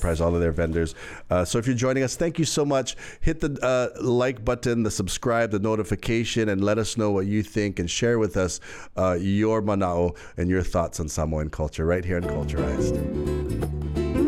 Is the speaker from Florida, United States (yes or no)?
no; Hawaii, United States; I'm Hawaiian